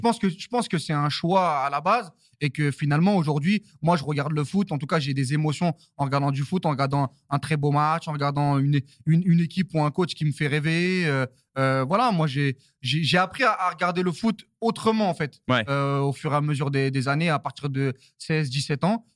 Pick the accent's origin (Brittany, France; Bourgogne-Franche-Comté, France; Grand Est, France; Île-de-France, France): Île-de-France, France; Saint-Denis; je viens de Saint-Denis. Euh, euh, je, suis, parisien